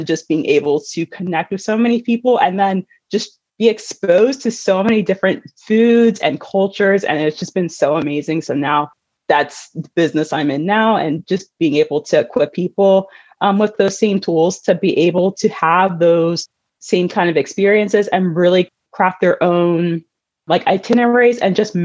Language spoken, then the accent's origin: English; Delaware, United States; I'm actually from Delaware. So went to my home school and everything.